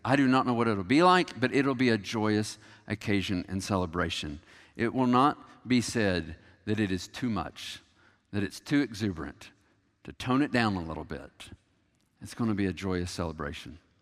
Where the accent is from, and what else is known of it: United States